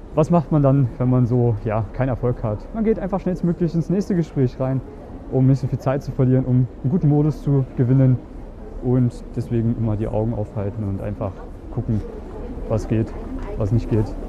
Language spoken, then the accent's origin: German; Germany; now in Vienna, Austria; Ich bin aus Deutschland ursprünglich